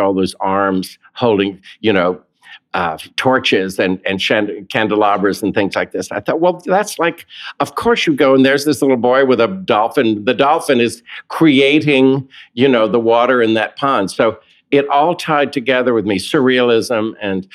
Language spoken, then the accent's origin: English; Raleigh, North Carolina, United States; moved away; also born or lived in Williamsport, Pennsylvania / Seaboard, North Carolina; I was born and raised in Raleigh, North Carolina.